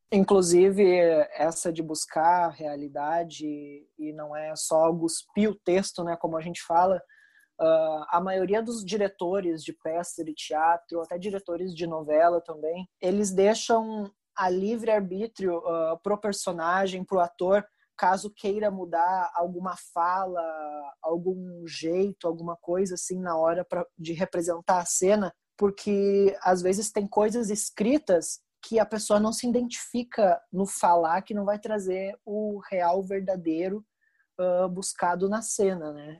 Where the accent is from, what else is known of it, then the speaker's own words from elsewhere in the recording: Rio Grande do Sul, Brazil; eu sou do Rio Grande do Sul